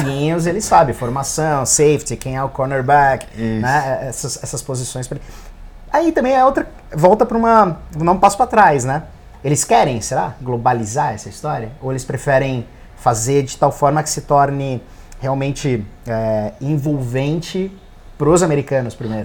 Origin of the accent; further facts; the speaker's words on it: Brazil; Como brasileiro